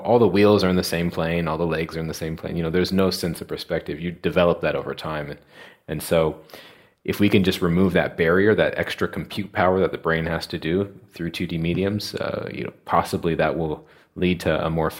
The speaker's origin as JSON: {"language": "English", "country": "United States", "moved": "as an adult", "lives_now": "London, United Kingdom", "said": "So we both were from the United States. I'm from the United States."}